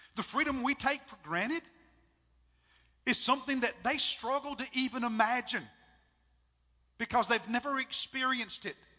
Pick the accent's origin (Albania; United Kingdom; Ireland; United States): United States; I'm an American